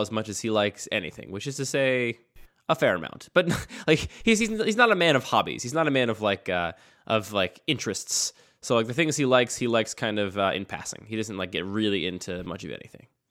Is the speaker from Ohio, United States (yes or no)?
no; outside of Philadelphia, Pennsylvania, United States; I grew up outside of Philadelphia